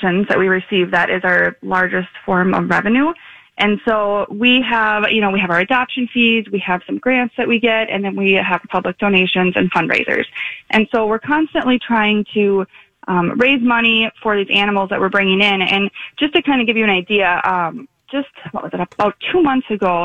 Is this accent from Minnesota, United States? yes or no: yes; Princeton, Minnesota, United States; I'm from Princeton, so it's kind of a small town